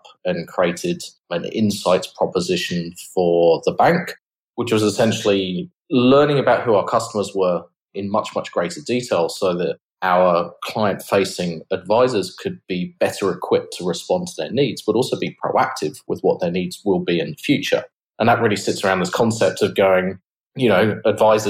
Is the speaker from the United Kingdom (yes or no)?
yes; England, United Kingdom; moved away as an adult; now in Australia; as you can probably tell from my accent, I'm from the UK originally.